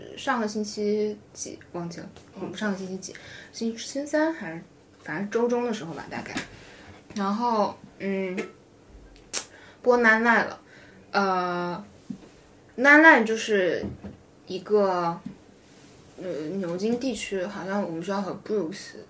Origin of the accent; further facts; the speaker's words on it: Philippines; 因为我是菲律宾来的